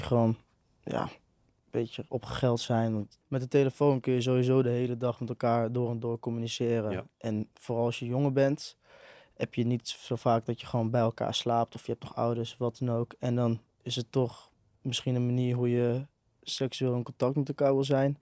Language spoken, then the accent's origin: Dutch; a village just north of Enschede, Overijssel, Netherlands; Ik kom eh, uit een dorpje net boven Enschede.